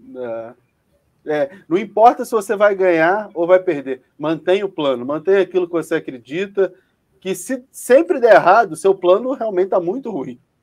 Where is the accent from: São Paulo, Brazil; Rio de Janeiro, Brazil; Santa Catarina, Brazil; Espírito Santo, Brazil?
Rio de Janeiro, Brazil; Eu sou carioca